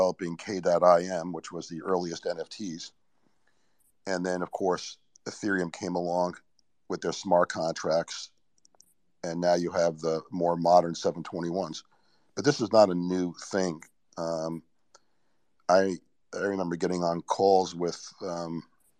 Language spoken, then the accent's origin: English; New York, United States; I was born in New York, so I grew up with a lot of graffiti